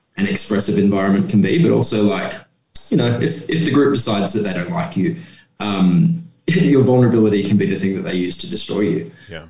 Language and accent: English; Geraldton, Western Australia, Australia; now in Perth, Australia; my hometown of Geraldton and where I now live in Perth.